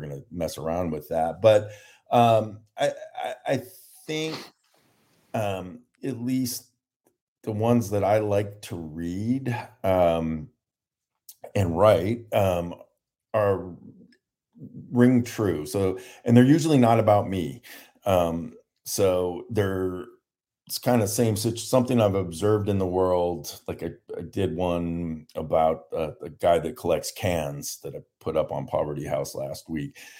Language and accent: English; Ohio, United States; now in San Diego, United States; I'm from Ohio